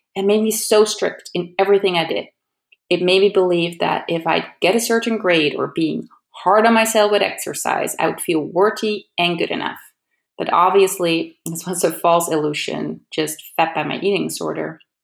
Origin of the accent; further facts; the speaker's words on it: Amsterdam, North Holland, Netherlands; moved away as an adult; now in California, United States; I'm originally from Amsterdam in the Netherlands